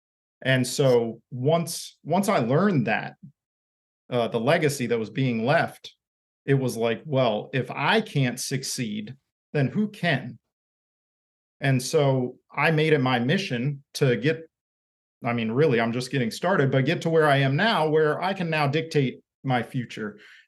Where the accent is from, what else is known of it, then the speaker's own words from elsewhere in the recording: Maryland, United States; So I was raised in Maryland. My whole family's from Maryland, at least back a few generations